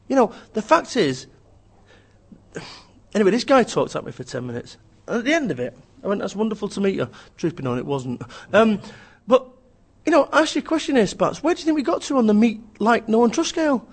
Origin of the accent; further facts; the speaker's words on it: Manchester, North West England, United Kingdom; I'm from Manchester